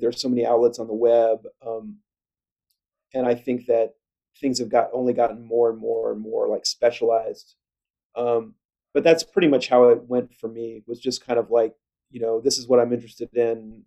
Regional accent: Kansas City, United States; I grew up in Kansas City

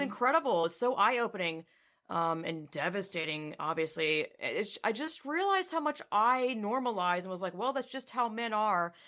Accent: the South, United States; I was raised in the South

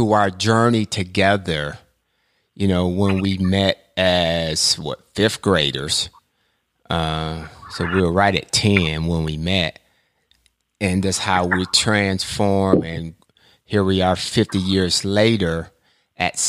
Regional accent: Ann Arbor, Michigan, United States; we grew up together in Ann Arbor, Michigan.

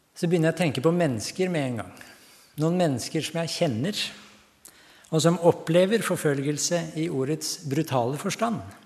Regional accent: Hallingdal, Buskerud, Norway; also born or lived in Tanzania / Nairobi, Kenya; now in Ringshaug, Norway; Jeg kommer opprinnelig fra Hallingdal, men nå bor jeg på Ringshaug.

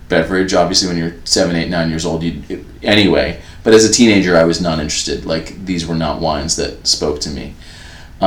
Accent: New York, United States; moved away as an adult; also born or lived in Los Angeles; I was from New York

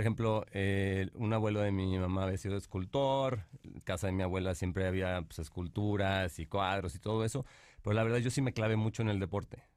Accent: Monterrey, Nuevo León, Mexico; moved away; also born or lived in Mexico City; Nací aquí en la Ciudad de México, este, pero crecí en Monterrey.

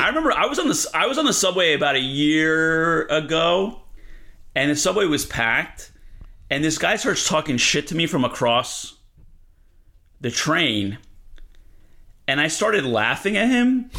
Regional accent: Elizabeth, New Jersey, United States; moved away as an adult; now in East Harlem, New York City, United States; I'm from Elizabeth, New Jersey, which is a really rough place

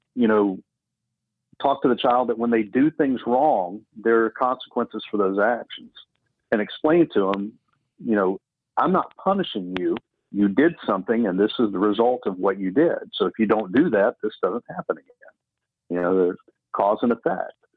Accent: Tuscaloosa, Alabama, United States; at age 15 living in the holy lands of tuscaloosa alabama

